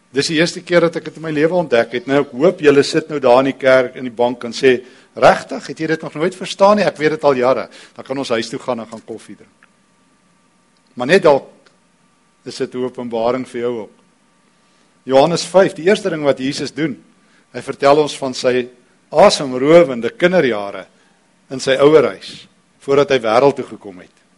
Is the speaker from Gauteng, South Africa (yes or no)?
yes; East Rand, Gauteng, South Africa; ek kom van die Oosrand af.